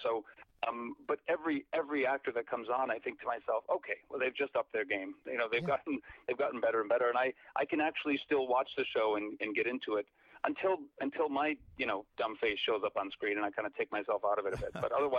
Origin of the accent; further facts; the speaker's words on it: Chicago, Illinois, United States; I'm originally from the Chicago area, and I kind of grew up doing theater.